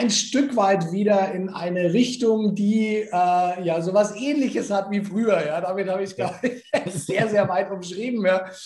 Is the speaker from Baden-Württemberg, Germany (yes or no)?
no; Nuremberg, Bavaria, Germany; Also ich äh, bin geborener Nürnberger.